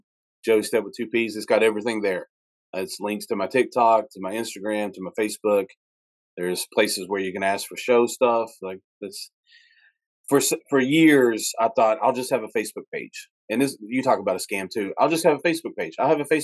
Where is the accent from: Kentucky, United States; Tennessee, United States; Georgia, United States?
Kentucky, United States; also born or lived in Huntington/Charleston area, West Virginia; now in West Virginia, United States; I'm from Kentucky